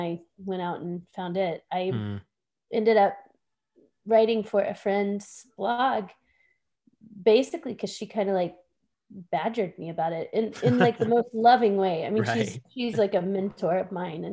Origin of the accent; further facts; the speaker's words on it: Texas, United States; moved away as an adult; now in Pittsburgh, United States; I grew up in Texas